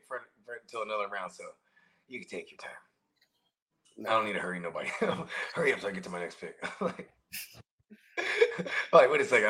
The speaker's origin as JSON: {"language": "English", "area": "the Bay Area", "region": "California", "country": "United States", "moved": "yes", "said": "I'm from the Bay, bro."}